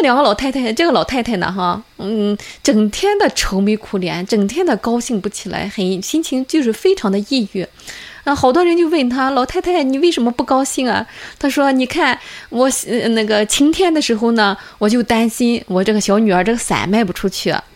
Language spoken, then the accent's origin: Chinese; China; 作为中国人